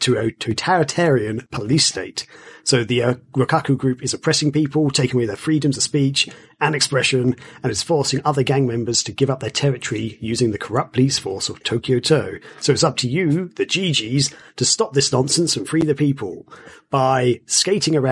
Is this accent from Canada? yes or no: no; Kent, South East England, United Kingdom; I'm from Kent, which is an area of the UK